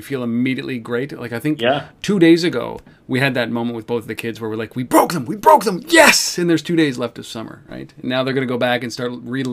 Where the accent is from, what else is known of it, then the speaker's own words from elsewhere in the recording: Canada; I'm Canadian